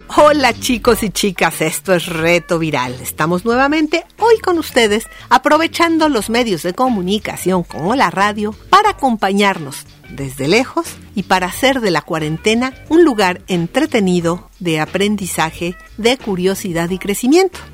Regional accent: Mexico; En México, como ya dijimos, hablamos 69 idiomas

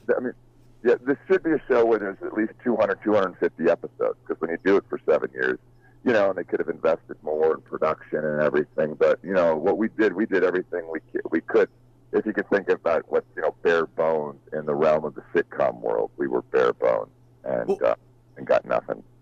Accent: Huntington Beach, California, United States; I grew up in Huntington Beach, California

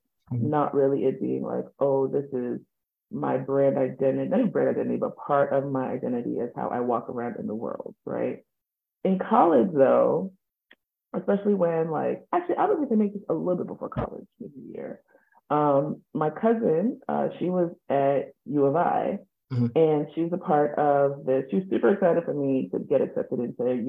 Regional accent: Chicago, Illinois, United States; moved away as an adult; now in Houston, United States; born and raised in Chicago, Illinois, but I always have and always will identify as Nigerian, Yoruba

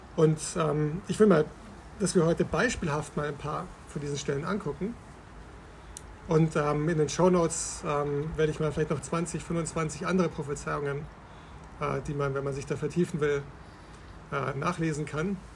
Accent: Bavaria, Germany; now in Berlin, Germany; ich bin aufgewachsen in Bayern

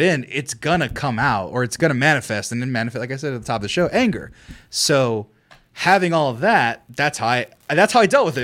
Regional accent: Fresno, California, United States; Fresno, my hometown

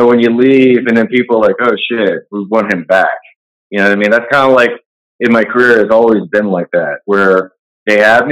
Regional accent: Texas, United States; also born or lived in New York; I'm a Texas guy

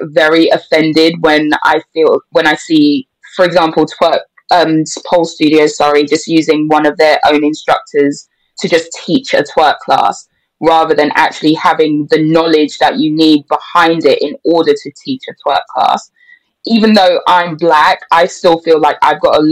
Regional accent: England, United Kingdom; I'm more English than a lot of people realize

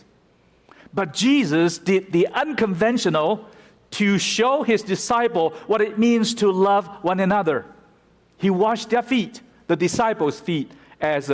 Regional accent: United States; we as American Christians

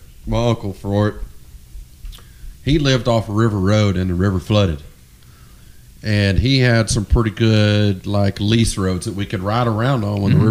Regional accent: Northeast Texas, United States; I'm Texan, not German.

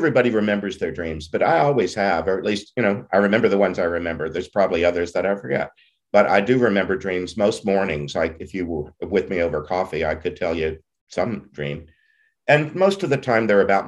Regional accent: Southeast Texas, United States; I didn't know very many Jews growing up in Southeast Texas

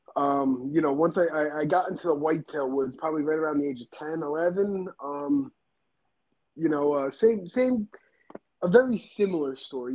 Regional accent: New Jersey, United States; I grew up on the East Coast, um, you know, in New Jersey.

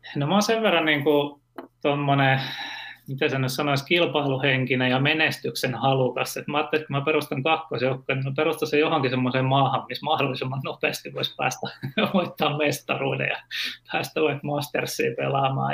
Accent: Turku, Southwest Finland, Finland; mä oon tota Turusta, Turusta kotoisin ja asunut lapsuuteni Hannun Niittu nimisessä kaupungin osassa

